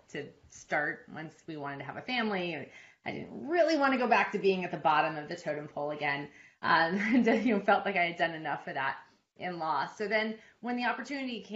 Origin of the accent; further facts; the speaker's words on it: California, United States; moved away as an adult; also born or lived in Oregon / Connecticut / New York / Sydney, Australia; now in Alpharetta, United States; I'm originally from California, born and raised in the same house till I left for college.